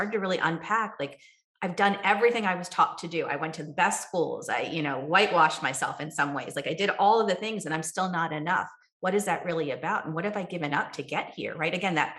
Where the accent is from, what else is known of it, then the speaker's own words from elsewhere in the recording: Kerala, India; now in United States; I come from Kerala, India, right? where Ayurveda was born.